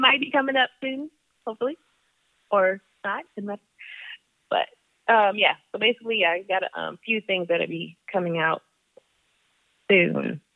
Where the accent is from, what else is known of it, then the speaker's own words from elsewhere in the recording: Germany; moved away; I grew up in Germany